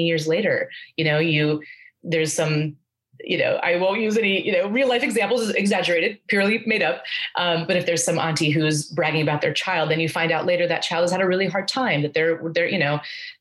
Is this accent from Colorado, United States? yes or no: yes; Aurora, Colorado, United States; I grew up in Aurora, Colorado